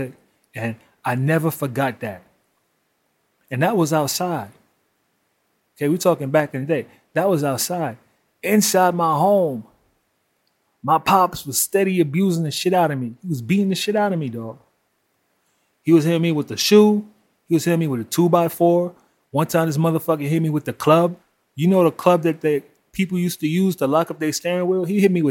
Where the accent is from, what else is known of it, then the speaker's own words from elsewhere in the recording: New York City, New York, United States; I grew up in Brooklyn in the 80s and 90s